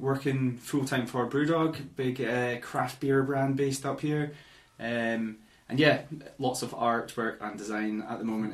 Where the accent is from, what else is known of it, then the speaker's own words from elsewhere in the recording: Edinburgh, Scotland, United Kingdom; So Edinburgh, I'm from Edinburgh.